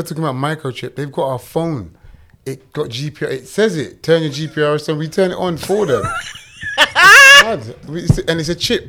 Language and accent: English; London, United Kingdom; accent: Jamaican twang; We're all Jamaican, isn't it, if you come from North West. We've got a Jamaican twang